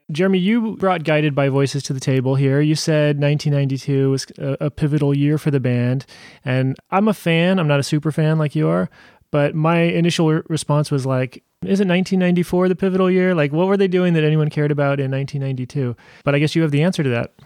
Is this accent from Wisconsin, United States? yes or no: no; Modesto, California, United States; now in Portland, United States; I grew up near there in Modesto